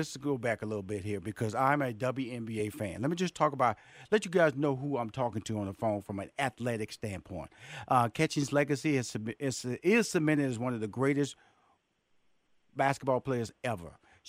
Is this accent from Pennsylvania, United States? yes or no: no; Houston, Texas, United States; Because, see, I'm from Houston, Texas.